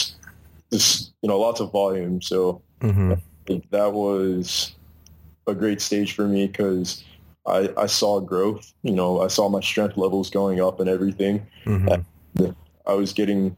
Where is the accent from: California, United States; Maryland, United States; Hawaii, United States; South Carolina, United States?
Maryland, United States; near Baltimore; I grew up in Maryland, about 15 minutes out from Baltimore